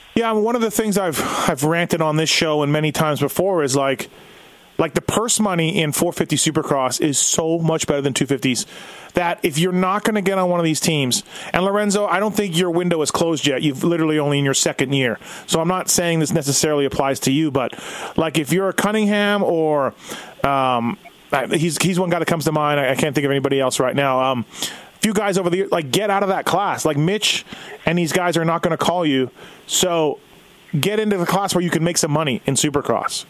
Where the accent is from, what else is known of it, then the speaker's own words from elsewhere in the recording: Canada; I'm Canadian